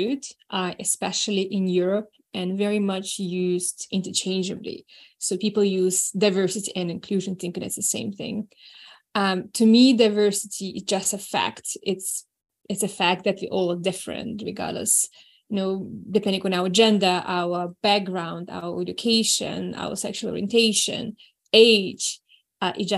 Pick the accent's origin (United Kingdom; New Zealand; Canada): New Zealand; also born or lived in Moscow, Russia; I was born in Moscow, I grew up in New Zealand